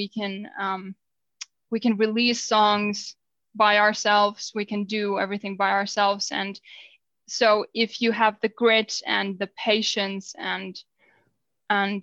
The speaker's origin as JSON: {"language": "English", "country": "Finland", "first_language": "Finnish", "second_language": "English"}